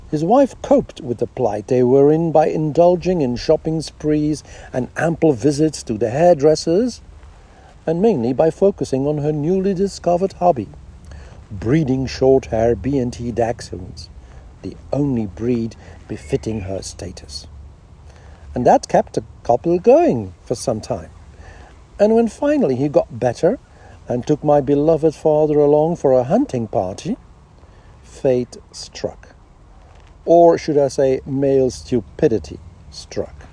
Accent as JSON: {"language": "English", "country": "Netherlands", "tie": "born there", "said": "Not a bad choice, and all the more appropriate because I was born in the Netherlands."}